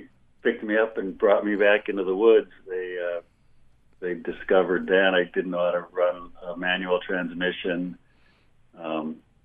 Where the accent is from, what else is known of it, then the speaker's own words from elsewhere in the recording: Milwaukee, Wisconsin, United States; moved away as an adult; also born or lived in Montana; I grew up in Milwaukee, Wisconsin